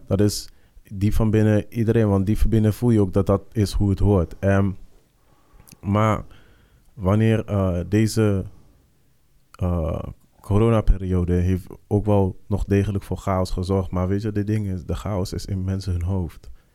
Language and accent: Dutch; Netherlands; als wij hier als Nederlanders